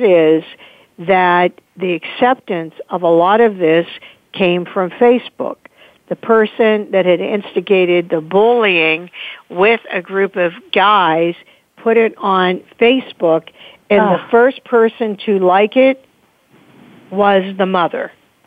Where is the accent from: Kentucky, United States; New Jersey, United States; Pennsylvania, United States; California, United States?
Pennsylvania, United States; Pittsburgh; also born or lived in Delaware; Pittsburgh, my hometown